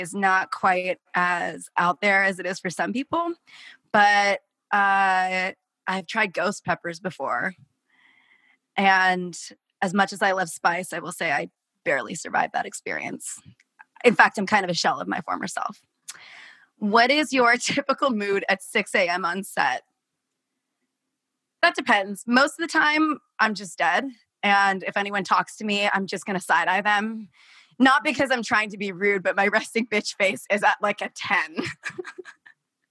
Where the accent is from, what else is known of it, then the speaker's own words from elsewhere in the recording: Portland, Oregon, United States; I grew up in Portland, Oregon.